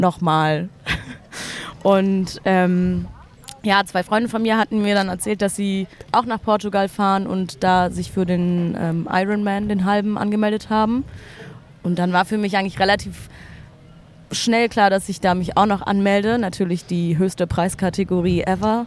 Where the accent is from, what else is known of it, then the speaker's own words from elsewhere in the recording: Berlin, Germany; bin schon immer in Berlin